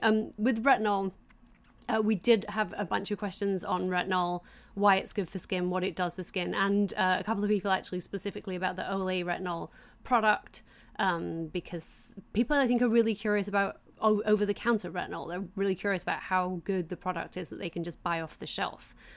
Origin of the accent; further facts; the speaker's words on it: England, United Kingdom; I grew up in England